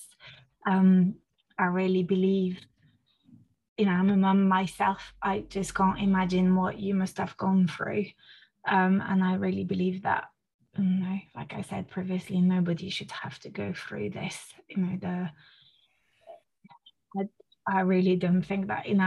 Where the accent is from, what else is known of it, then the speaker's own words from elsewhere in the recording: France; first language French; English is a second language; now in United Kingdom; I was born in France, you know, raised in France, using French as my mother tongue